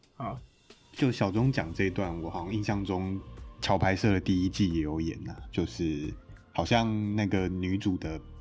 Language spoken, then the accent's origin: Chinese; northern Taiwan, Taiwan; 我们北部人